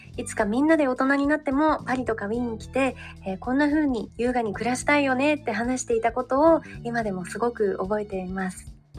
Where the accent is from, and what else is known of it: Japan; born or raised there; moved away as an adult; now in New York, United States